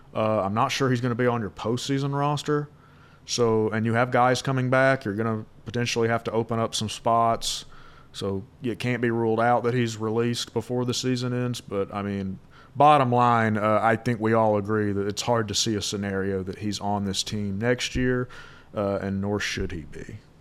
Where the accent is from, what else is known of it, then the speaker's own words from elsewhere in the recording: Valdosta, Georgia, United States; I'm from Valdosta, Georgia, obviously four hours south